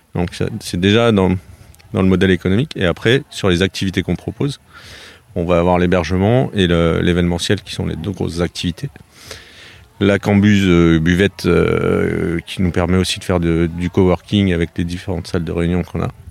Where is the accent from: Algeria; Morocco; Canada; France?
France; Grenoble area, Auvergne-Rhône-Alpes; now in Gâvres, France; Je viens de, la région de Grenoble. À l'origine, j'ai fait mes études là-bas